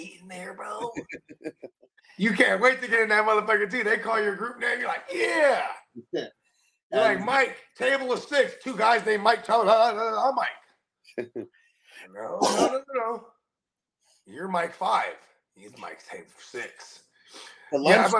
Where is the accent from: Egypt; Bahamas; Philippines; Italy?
Philippines; I'm Filipino